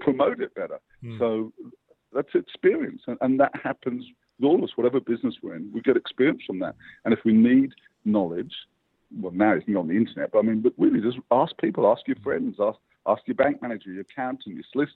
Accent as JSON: {"language": "English", "region": "England", "country": "United Kingdom", "tie": "born or raised there", "moved": "yes", "lives_now": "Australia", "said": "I grew up in England, where it's bloody dark"}